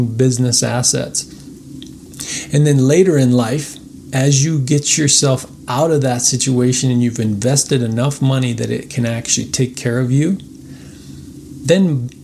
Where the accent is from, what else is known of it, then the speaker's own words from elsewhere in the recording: United States; as American citizens